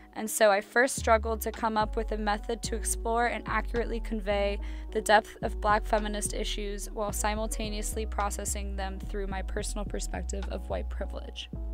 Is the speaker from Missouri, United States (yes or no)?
yes; St. Louis, Missouri, United States; I'm from Saint Louis, Missouri.